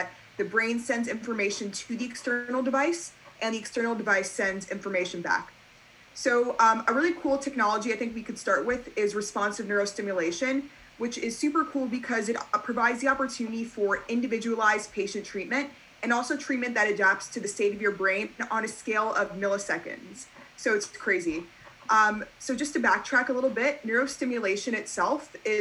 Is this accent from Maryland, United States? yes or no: no; Great Neck, New York, United States; I'm 17 and I am from Great Neck, New York